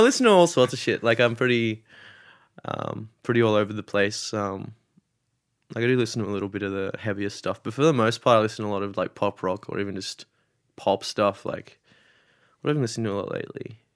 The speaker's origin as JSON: {"language": "English", "town": "Sydney", "region": "New South Wales", "country": "Australia", "tie": "born or raised there", "said": "I grew up in Sydney or I'm from Sydney."}